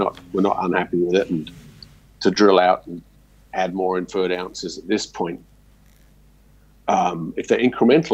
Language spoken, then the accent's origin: English; Australia; me growing up in Australia, everything's RC drilling to start